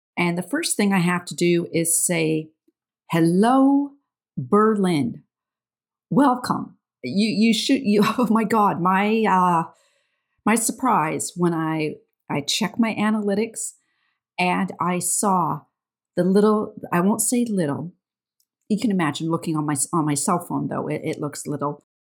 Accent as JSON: {"language": "English", "country": "Canada", "accent": "Canadian", "said": "I am the Canadian with the funny accent"}